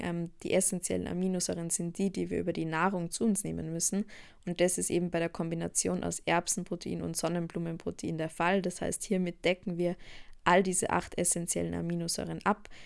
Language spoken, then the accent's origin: German; Austria; bei uns in Österreich